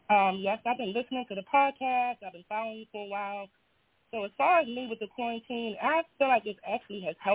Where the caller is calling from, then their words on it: Baltimore, Maryland, United States; I'm calling from Baltimore, Maryland.